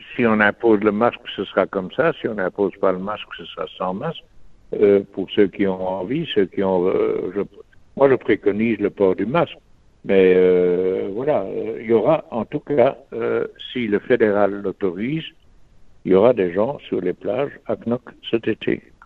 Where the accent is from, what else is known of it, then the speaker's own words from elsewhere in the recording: Belgium; on vit dans un pays où on est tous des Belges